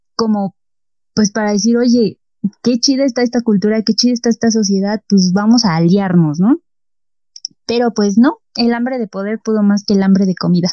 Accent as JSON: {"language": "Spanish", "country": "Mexico", "said": "nos caracteriza como mexicanos"}